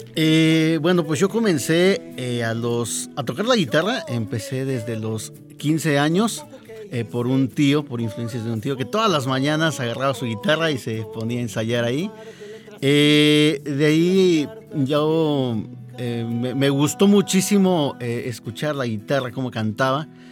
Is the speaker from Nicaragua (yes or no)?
no; Chignautla, Puebla, Mexico; moved away as an adult; also born or lived in Teziutlán, Puebla / Tulancingo, Hidalgo; now in Hidalgo, Mexico; yo soy de Chignautla, pero me siento también tesioteco porque pues prácticamente ahí empecé con esto de la música